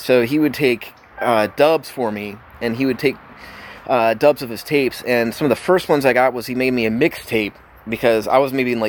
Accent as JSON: {"language": "English", "region": "Southwest Virginia coal country", "country": "United States", "tie": "born or raised there", "moved": "yes", "said": "people who live around D.C. who are from Virginia are different from people who are from coal country like I am."}